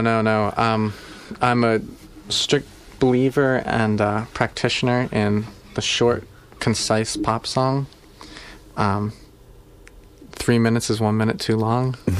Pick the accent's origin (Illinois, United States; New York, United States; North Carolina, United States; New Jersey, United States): New Jersey, United States; I grew up in New Jersey.